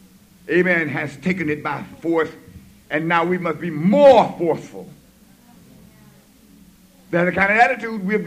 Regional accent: the South, United States; I'm from the South

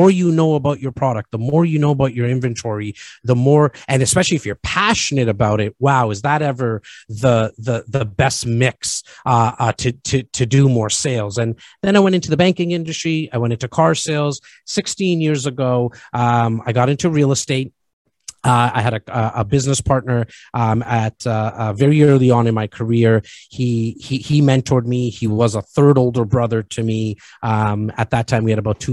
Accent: Toronto, Ontario, Canada; born and raised in Rexdale, which is just on the northern part of Toronto.

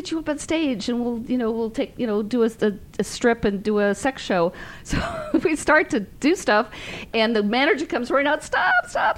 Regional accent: San Francisco, California, United States; I'm from San Francisco

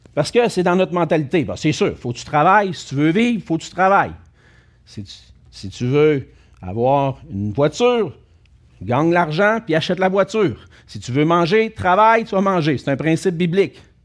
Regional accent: Quebec, Canada; on est des Canadiens français. des Québécois français du Canada

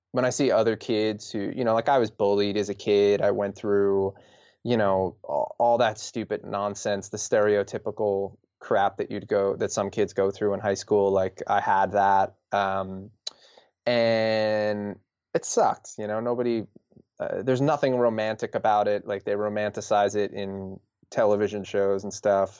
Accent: New York, United States; we're from New York

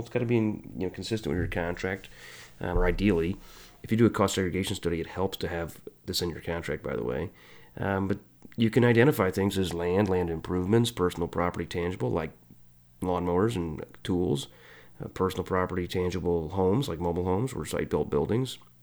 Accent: Illinois, United States; moved away as an adult; now in Kansas City, United States; I'm from Illinois

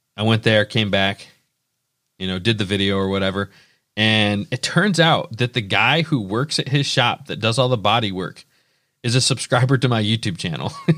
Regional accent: Indiana, United States; we're from Indiana

